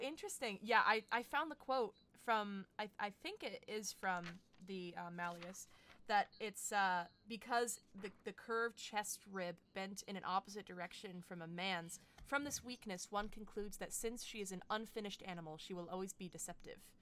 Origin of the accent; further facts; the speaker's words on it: Middletown, New Jersey, United States; he raised his family in Middletown, which is where I grew up